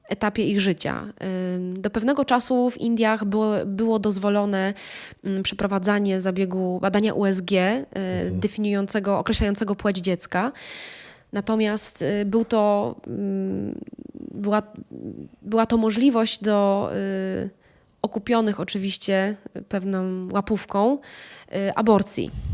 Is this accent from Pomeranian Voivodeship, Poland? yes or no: no; Lower Silesian Voivodeship, Poland; jak to mówią u nas na Dolnym Śląsku